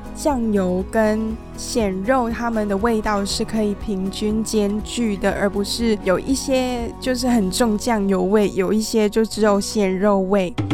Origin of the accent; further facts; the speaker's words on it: Hong Kong; now in Taiwan; 我小时候在香港都是吃怎么长大的